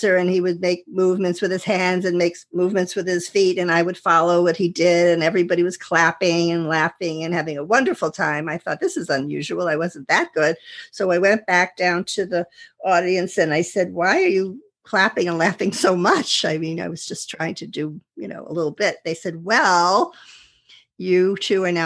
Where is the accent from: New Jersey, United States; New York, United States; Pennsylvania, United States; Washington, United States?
New York, United States; Westchester County; I'm a housewife from Westchester County, New York